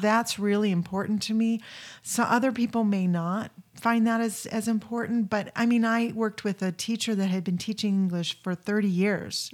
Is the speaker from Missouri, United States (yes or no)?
yes; St. Louis, Missouri, United States; moved away; also born or lived in California / Wyoming / Utah / New Jersey; I was raised in Saint Louis, but then I've lived most, you know, in California, Wyoming, Utah